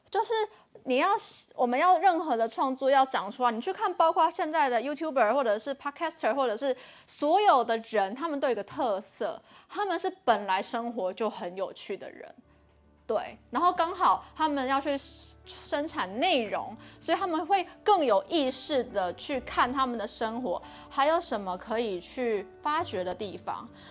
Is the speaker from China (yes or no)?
no; Taiwan; 我从小在台湾的升学主义下